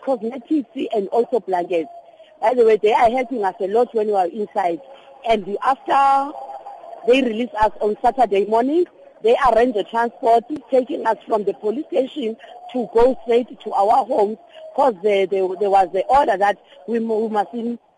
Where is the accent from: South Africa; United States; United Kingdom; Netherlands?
South Africa; East London, Eastern Cape; moved away as an adult; now in Johannesburg, South Africa; Originally, I came from East London. I came here to Joburg just to work.